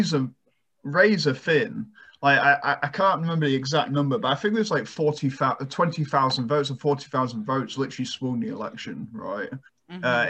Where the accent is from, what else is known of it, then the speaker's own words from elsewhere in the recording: United Kingdom; now in United States; my home country, the UK